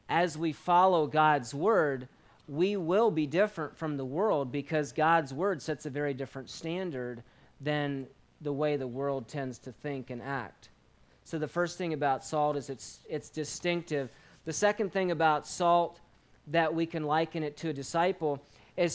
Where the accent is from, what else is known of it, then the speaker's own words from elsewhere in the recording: Madison, Virginia, United States; moved away as an adult; also born or lived in Grenada; Growing up in Virginia here across the mountain